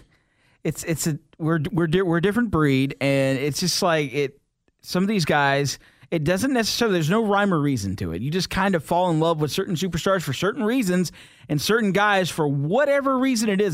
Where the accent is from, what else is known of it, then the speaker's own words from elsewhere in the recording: the South, United States; I'm from the South, and I don't, I don't speak Spanish all that well